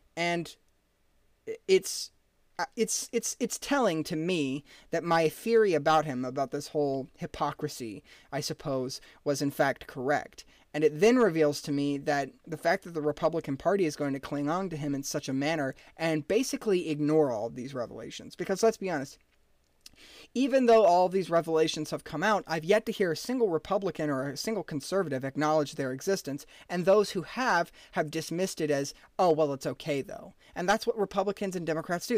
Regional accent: United States; American average citizens

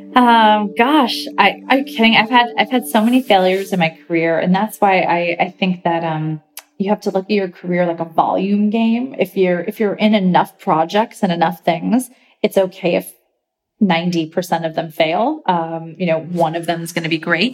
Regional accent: upstate New York, United States; I grew up in upstate New York.

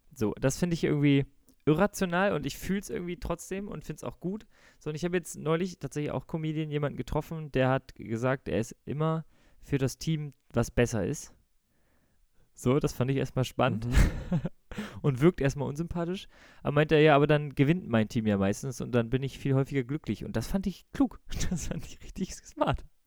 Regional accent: Bremen, Germany; ich bin in Bremen geboren und war Werder-Fan und habe immer ähm, mit meinem Vater zusammen die Werder-Spiele geguckt

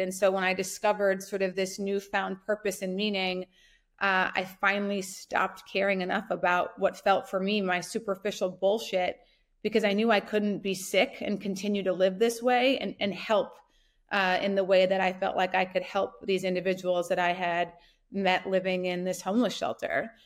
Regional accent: North Dakota, United States; I grew up in North Dakota

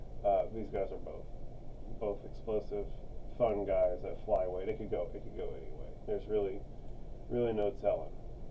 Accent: Texas, United States; I'm from Texas

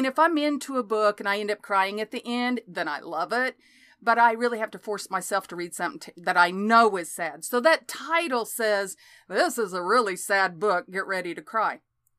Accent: Oklahoma, United States; born or raised there

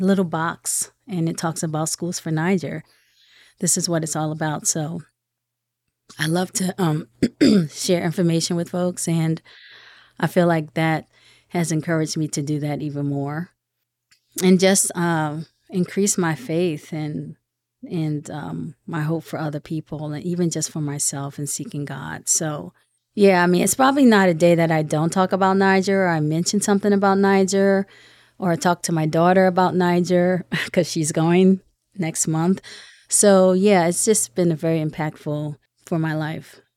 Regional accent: Philadelphia, Pennsylvania, United States; I am actually from Philadelphia.

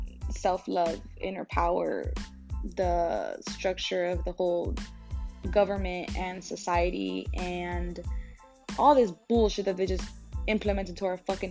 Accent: Brownsville, Texas, United States; now in San Antonio, United States; I am from San Antonio, Texas. Well, I was born and raised in Brownsville, in the Valley. But I now live in San Antonio, Texas. I'm 21 years old

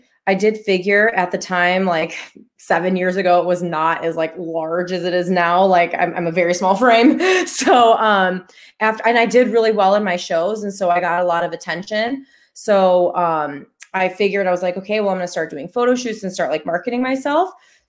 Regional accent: Chicago, Illinois, United States; I'm from Chicago. They're not really allowed where I'm from. I've never held one in my life

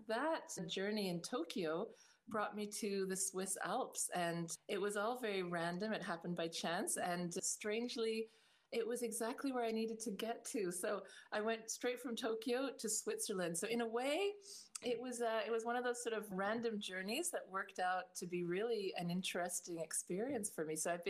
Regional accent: Canada; also born or lived in Northern Ireland; Well, I was born in Northern Ireland in the late 60s. And then suddenly my family around the age of 8 decided to emigrate to Canada. So we went off to Canada

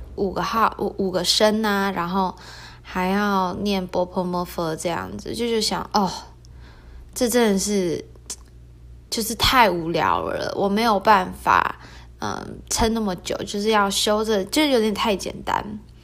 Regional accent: Taiwan; 我就是台湾人，所以就会中文

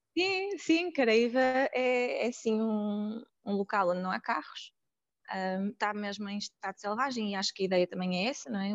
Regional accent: Porto, Norte, Portugal; sou do Porto

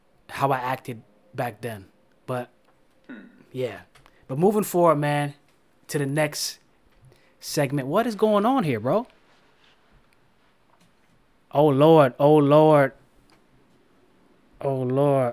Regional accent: Florida, United States; I'm from Florida. It's hot

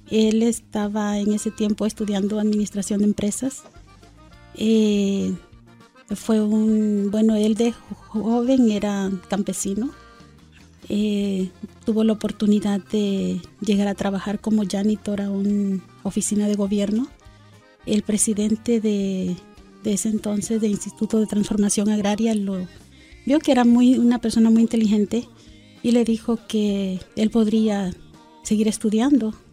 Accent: Guatemala City, Guatemala Department, Guatemala; born there; Nací en la capital de Guatemala.

